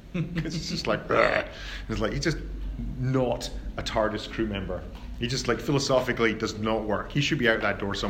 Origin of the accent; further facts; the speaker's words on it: United Kingdom; I'm British